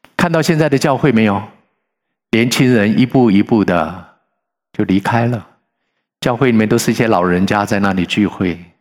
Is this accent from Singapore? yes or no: no; Sichuan, China; 我是四川人